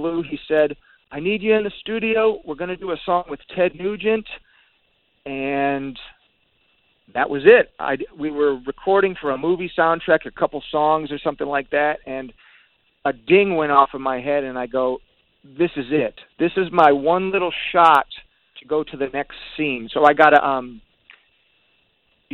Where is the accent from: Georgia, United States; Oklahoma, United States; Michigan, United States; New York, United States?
Michigan, United States; Detroit; growing up in Detroit is way different than California